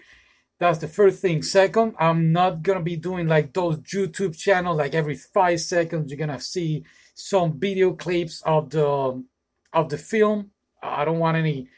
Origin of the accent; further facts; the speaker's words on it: San Juan, Puerto Rico; now in Florida, United States; I am a Puerto Rican. I was born in Puerto Rico in San Juan. Now I live in the amazing state of Florida, the US